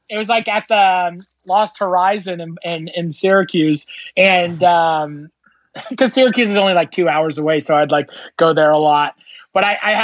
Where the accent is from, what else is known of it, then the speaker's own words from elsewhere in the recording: Fort Erie, Ontario, Canada; I grew up in Fort Erie next to Buffalo